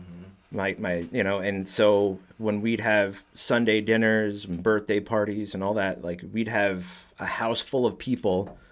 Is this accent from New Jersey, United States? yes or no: yes; New Jersey, United States; also born or lived in Batavia, Illinois; now in Illinois, United States; I'm originally from Jersey